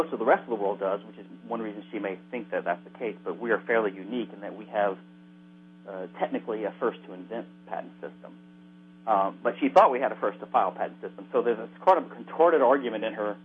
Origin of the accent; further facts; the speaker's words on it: Louisiana, United States; I'm from Louisiana